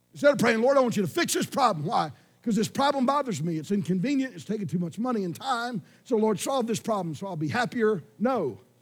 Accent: Georgia, United States; I'm from Georgia, which was a prisoner refugee colony.

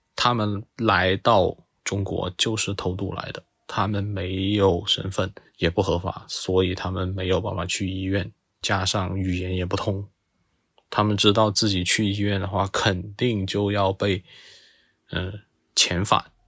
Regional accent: Zhuang-speaking hometown, Guangxi, China; accent: Zhuang; 我家乡的方言

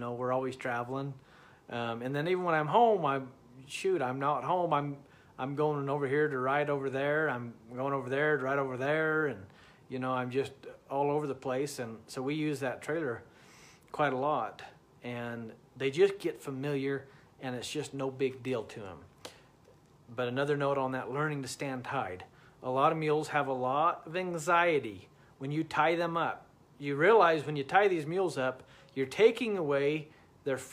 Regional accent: Utah, United States; I'm from Utah.

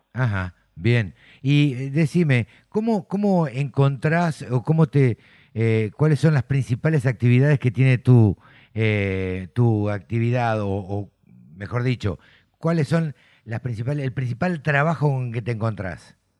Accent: Argentina; yo nací en el campo, siempre lo cuento, eh, me crié en el campo con un padre fanático del INTA

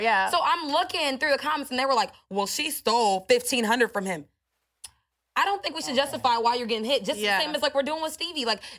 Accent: Iowa, United States; I'm from Iowa

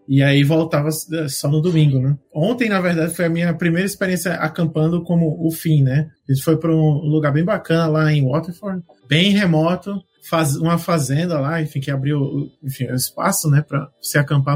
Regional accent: Northeast Region, Brazil; now in Ireland; eu venho de um lugar muito quente no Brasil, né, sou do Nordeste

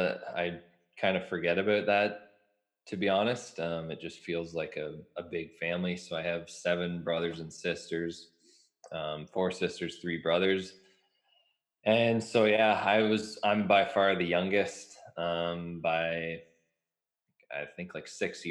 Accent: Mitchell, Ontario, Canada; also born or lived in London, Ontario; now in Lucan, Canada; I grew up in Mitchell, Ontario

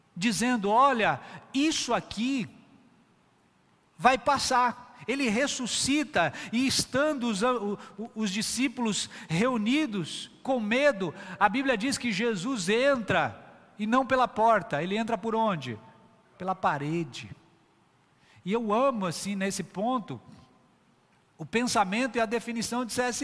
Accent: São Paulo, Brazil; now in Northeast Brazil; Eu nasci em São Paulo, uma grande metrópole. Já criança, já era uma metrópole hoje gigantesca, estive inserido lá naquela cultura

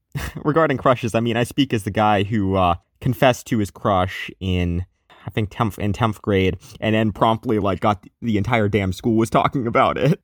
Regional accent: Atlanta, Georgia, United States; my hometown is Atlanta, Georgia

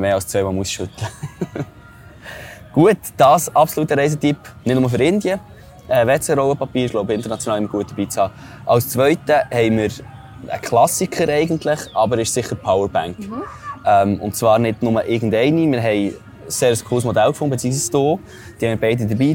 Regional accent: Switzerland; normalerweise in der Schweiz

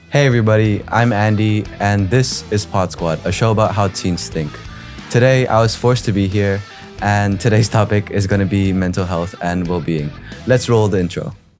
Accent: Ho Chi Minh City, Vietnam; I was born in Saigon

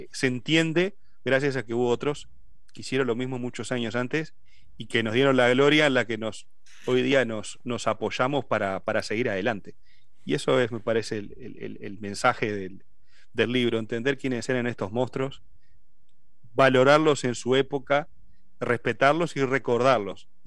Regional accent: Uruguay; moved away; En ese tiempo somos todos de Uruguay.

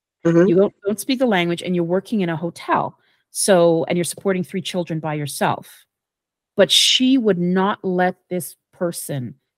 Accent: Jamaica; Growing up in Jamaica, and basically, you're not going to tell me where I belong

